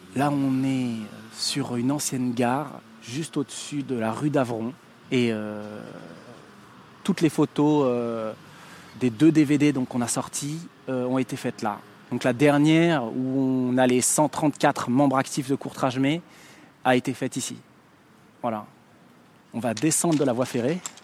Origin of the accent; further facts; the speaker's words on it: Paris, Île-de-France, France; né le 4 juillet 1980 à Paris.